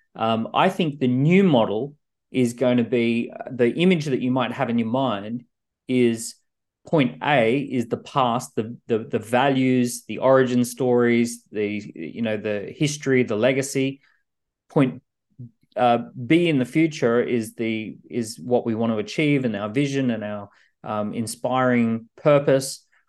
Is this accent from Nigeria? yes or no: no; Australia; now in London, United Kingdom; I'm an Australian living in London